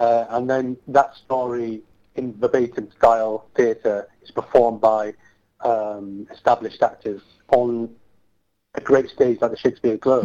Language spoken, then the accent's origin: English; Bradford, Yorkshire and the Humber, United Kingdom; I want to bring it to my hometown